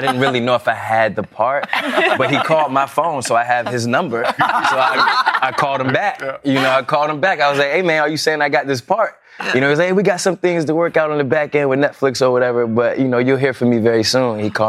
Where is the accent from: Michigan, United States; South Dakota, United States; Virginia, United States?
Virginia, United States; Tidewater area of; moved away; I'm from the Tidewater area of Virginia.